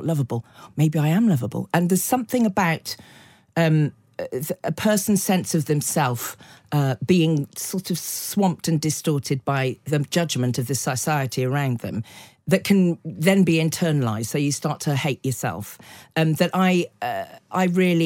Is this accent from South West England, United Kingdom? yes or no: yes; the Cotswolds, South West England, United Kingdom; I grew up in the Cotswolds in the 60s and early 70s